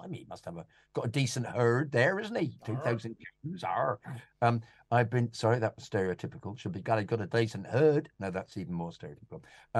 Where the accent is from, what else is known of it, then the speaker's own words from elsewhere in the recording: Nottingham, East Midlands, United Kingdom; Growing up in Nottingham, I was the only Chelsea fan in a 2,000 pupil all-male comprehensive school.